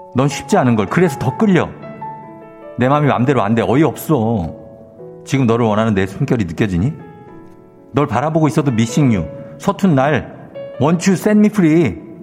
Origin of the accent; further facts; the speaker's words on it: Busan, South Korea; 전 부산 사람이라